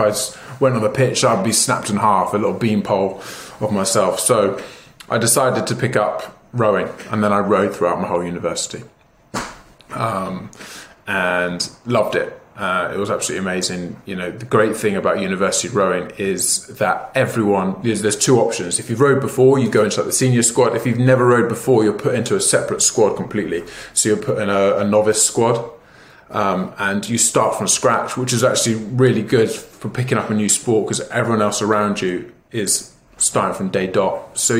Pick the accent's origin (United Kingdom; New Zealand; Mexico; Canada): United Kingdom; Devon, South West England; now in London, United Kingdom; So I grew up in the West Country, in Devon, in the countryside, and I grew up on a small holding with my mum and dad and my two sisters